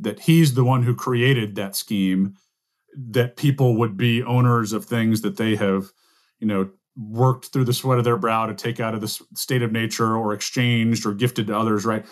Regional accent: the American South, United States; as a Southerner

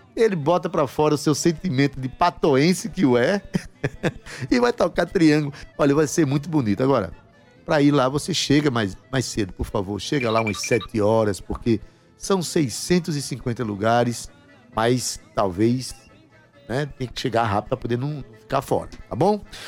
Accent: Paraíba, Brazil; a tradição que nos identifica como paraibanos, como nordestinos

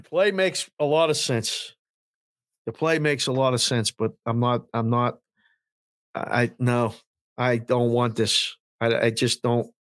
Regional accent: Pittsburgh, Pennsylvania, United States; born or raised there

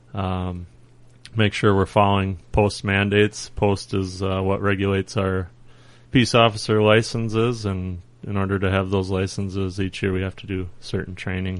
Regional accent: Faribault, Minnesota, United States; born and raised in Faribault

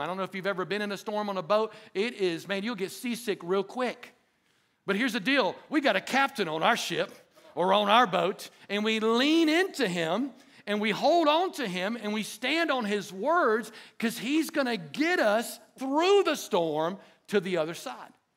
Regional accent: Dothan, Alabama, United States; I grew up in Dothan, Alabama

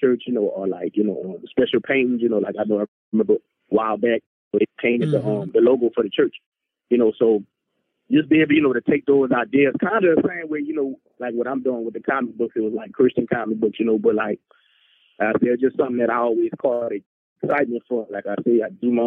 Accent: New Orleans, Louisiana, United States; New Orleans, which is my hometown

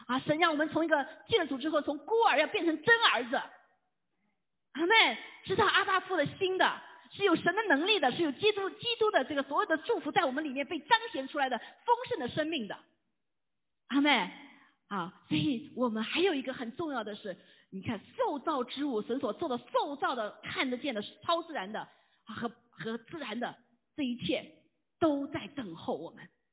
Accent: China; 这一脚踩两只船，我们中国人知道怎么回事啊？

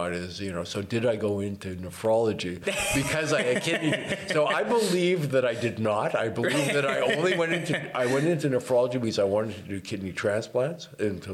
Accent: Toronto, Ontario, Canada; moved away as an adult; now in Vancouver, Canada; I was born in 1953. And I grew up in Toronto, right smack dab in the middle of Toronto

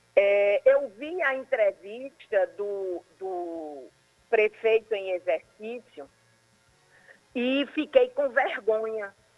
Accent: Cabedelo, Paraíba, Brazil; Eu sou de Cabedelo

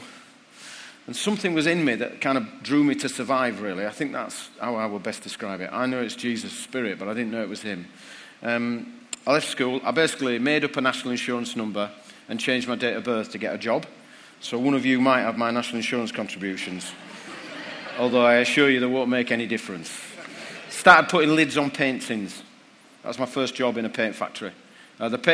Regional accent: Bradford, Yorkshire and the Humber, United Kingdom; my hometown of Bradford

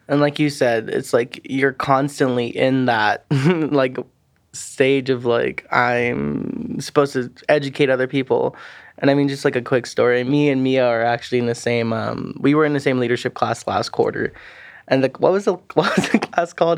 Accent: Pueblo, Colorado, United States; also born or lived in Saipan, Northern Mariana Islands; I lived there from about my elementary schools all the way through my sixth grade, and I moved back to Pueblo, Colorado

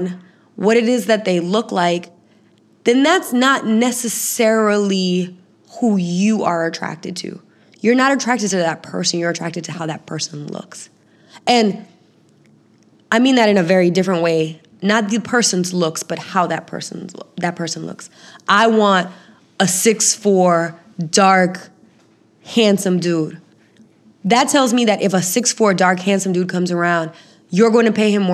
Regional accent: Florida, United States; I'm from Florida

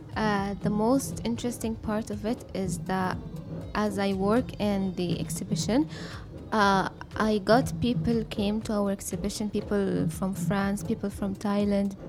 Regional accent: Al Ain, Abu Dhabi, United Arab Emirates; my parents are, are immigrants from Sudan, mm-hmm. but I was born in Abu Dhabi, in Al mm-hmm. Ain. Mm-hmm. So I so I grew up here

